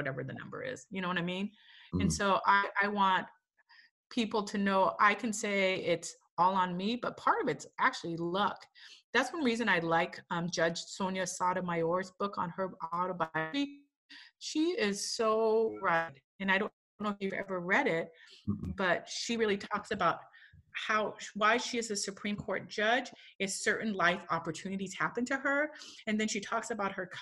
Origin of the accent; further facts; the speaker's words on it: the Northwest, Washington, United States; also born or lived in Korea; now in Portland, United States; I grew up in the Northwest where there are lots of white people